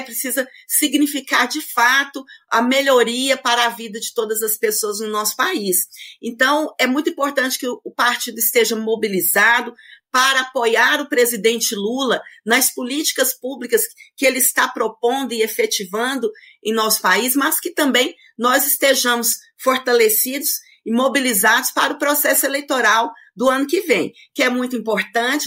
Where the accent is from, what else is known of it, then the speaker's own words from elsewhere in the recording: Itapuranga, Goiás, Brazil; sou nascida em Itapuranga, com muito orgulho